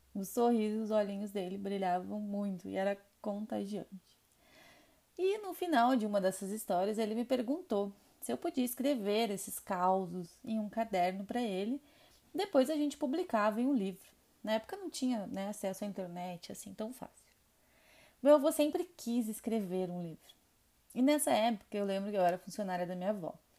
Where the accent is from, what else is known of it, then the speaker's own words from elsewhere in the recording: Rio Grande do Sul, Brazil; now in Minas Gerais, Brazil; sou gaúcha